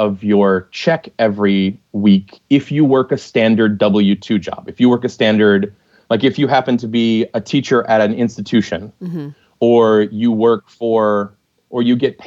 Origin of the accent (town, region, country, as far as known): United States